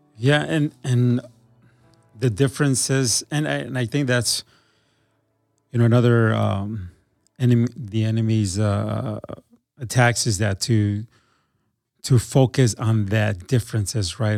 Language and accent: English; Milwaukee, Wisconsin, United States; now in Green Bay, United States; I moved to, um, to Green Bay 'cause I grew up in Milwaukee.